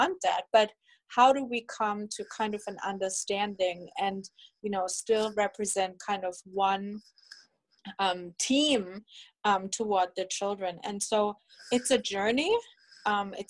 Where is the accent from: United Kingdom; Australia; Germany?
Germany; moved away; I'm originally from Germany